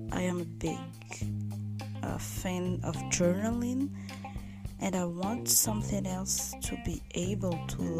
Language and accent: English; Madagascar; I was born and raised in Madagascar